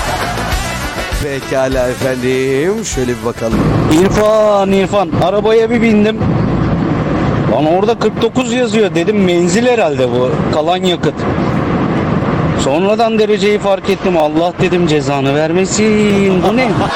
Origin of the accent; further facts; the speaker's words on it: Tekirdağ, Turkey; Tekirdağlı olarak.